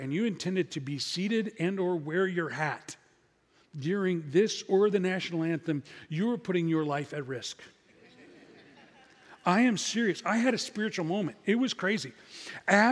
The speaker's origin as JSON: {"language": "English", "region": "Midwest", "country": "United States", "said": "I'm from the Midwest"}